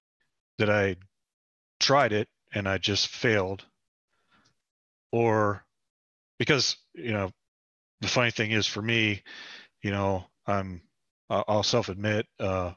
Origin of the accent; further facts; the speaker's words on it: Parkersburg, West Virginia, United States; moved away as an adult; I'm originally from Parkersburg, West Virginia. I was born and raised there.